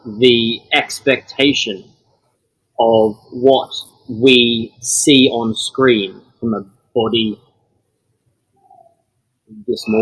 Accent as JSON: {"language": "English", "town": "Melbourne", "region": "Victoria", "country": "Australia", "tie": "born or raised there", "moved": "as an adult", "lives_now": "United Kingdom", "said": "Born and raised in Australia"}